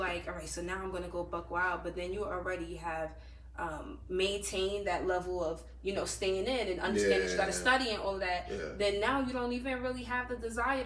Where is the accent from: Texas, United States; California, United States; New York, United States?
New York, United States; I'm from New York